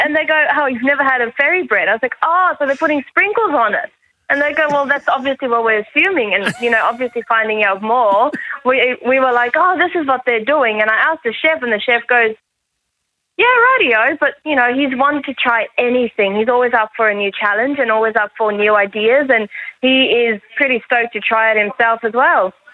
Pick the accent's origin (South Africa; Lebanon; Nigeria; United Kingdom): South Africa; moved away as an adult; now in Australia; I'm from South Africa, when I moved here a few years ago